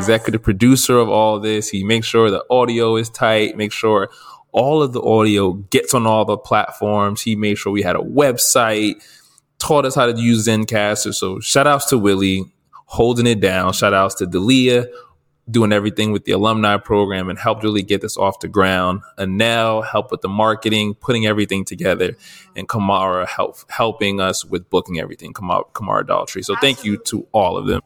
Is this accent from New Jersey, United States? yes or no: yes; New Jersey, United States; I'm from New Jersey